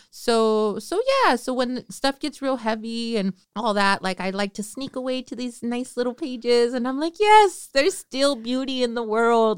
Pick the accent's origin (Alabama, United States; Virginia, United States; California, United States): California, United States; Northern; I'm from Northern California